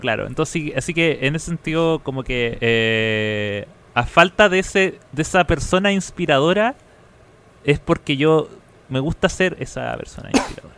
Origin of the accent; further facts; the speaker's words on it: Viña del Mar, Valparaíso, Chile; moved away; cada vez que yo viajaba a, mi ciudad natal.